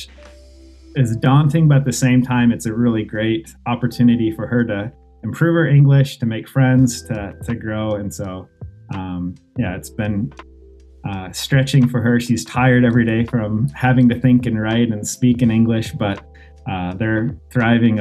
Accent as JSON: {"language": "English", "town": "Des Moines", "region": "Iowa", "country": "United States", "tie": "born or raised there", "also_born_or_lived": "France / Boston", "moved": "as an adult", "lives_now": "Tokyo, Japan", "said": "I grew up actually in Des Moines, Iowa"}